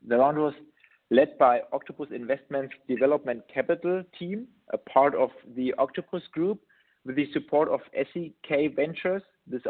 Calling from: Munich, Bavaria, Germany; English is a second language; I'm joining you from Munich in Germany.

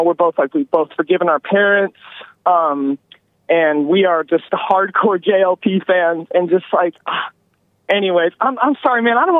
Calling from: Seattle, Washington, United States; I'm just calling in from Sodom and Gomorrah, a.k.a. Seattle.

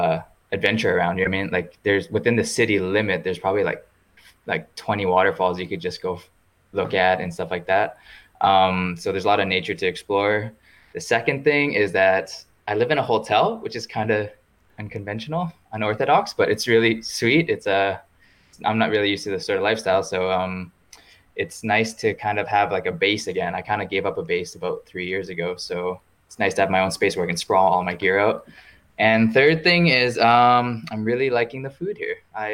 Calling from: Iceland; I am currently calling from Iceland, which is where I am based right now.

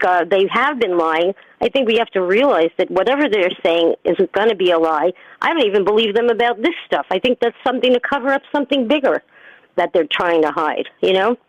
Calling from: New York City, New York, United States; from New York City.

